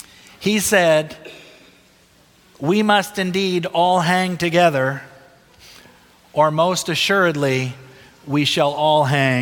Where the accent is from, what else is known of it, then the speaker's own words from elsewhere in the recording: Philadelphia, Pennsylvania, United States; I grew up in Philadelphia, Pennsylvania. I went to Greater Philadelphia Junior Academy. My dad was the pastor at the Chestnut Hill Seventh-day Adventist Church.